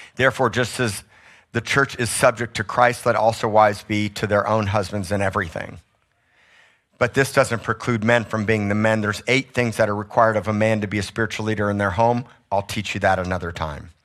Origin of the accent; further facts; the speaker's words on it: South Miami, Florida, United States; moved away; I grew up in South Miami, I'm tropical